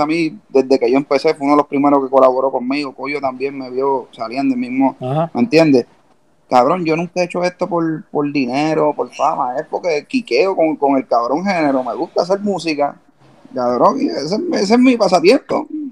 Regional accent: Puerto Rico; como boricua

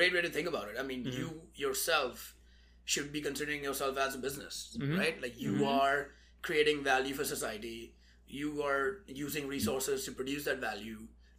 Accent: India; moved away; growing up in India

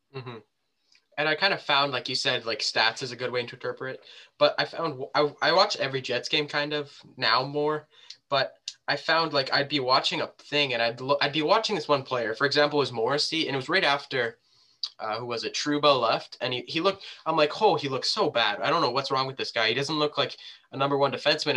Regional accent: Canada; we're both Canadian here.

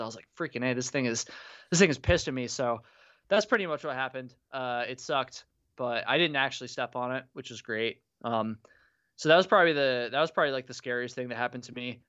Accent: Vermont, United States; grew up in Vermont, but my parents moved from Vermont to South Carolina

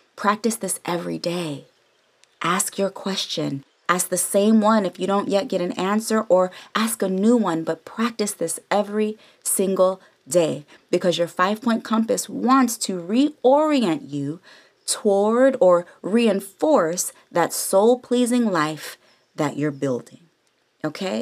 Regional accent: the Bay Area, California, United States; now in Los Angeles, United States; I'm from the Bay all day, San Francisco and Oakland alike. And since I moved to L

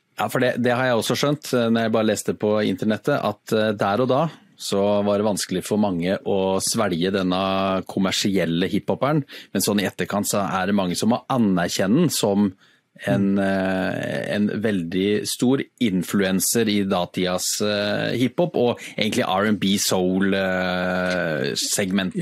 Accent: Sandefjord, Vestfold, Norway; now in Sørlandet, Norway; har jo vokst opp i Sandefjord

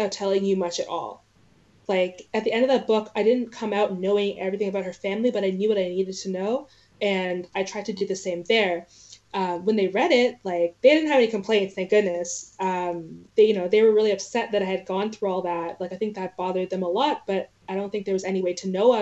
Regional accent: Canada; I'm from Canada. I'm from this place that no one cares about in the States.

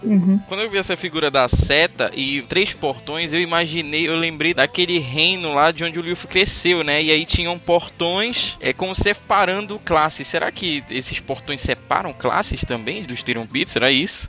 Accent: Belém, Pará, Brazil; sou de Belém do Pará

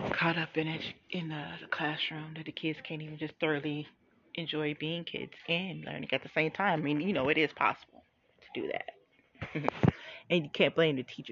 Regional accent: Cambridge Township, United States; When I grew up, I grew up in Cambridge Township

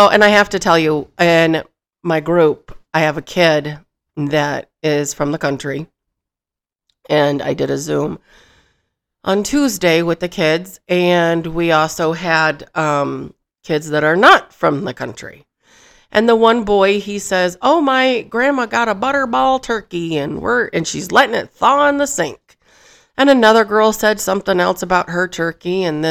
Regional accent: Michigan, United States; Where I grew up in Michigan, the only cows we saw were milk cows, and that was at Cook's Dairy Farm.

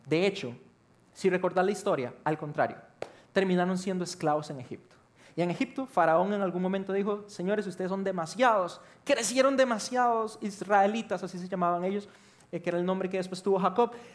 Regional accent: Costa Rica; cómo somos los ticos

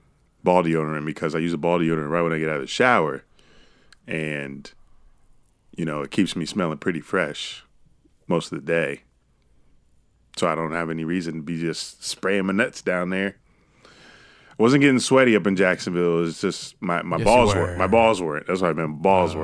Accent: India; I'm an Indian woman.

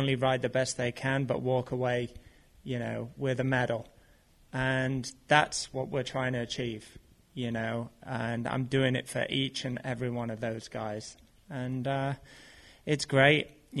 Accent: United Kingdom; for me being in BMX and being a British athlete.

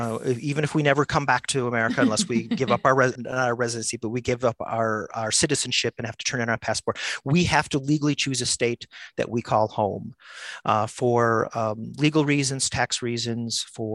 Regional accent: Illinois, United States; I grew up in Illinois. You know, I'm a Bears fan. I want to be identified with Illinois.

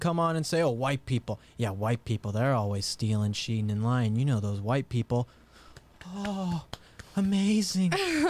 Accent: Ireland; moved away; I come over from Ireland.

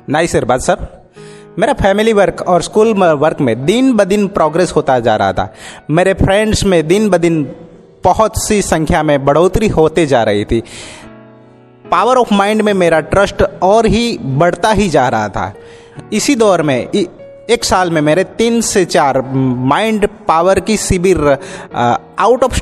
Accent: Halol, Gujarat, India; मैं हालोल पावागढ़ से बिलोंग करता हूँ

